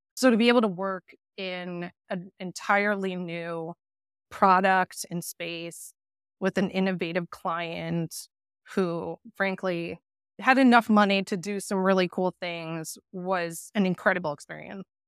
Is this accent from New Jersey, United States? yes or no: no; north of Boston, Massachusetts, United States; also born or lived in Pennsylvania / Netherlands; So I grew up north of Boston, definitely an East Coast girl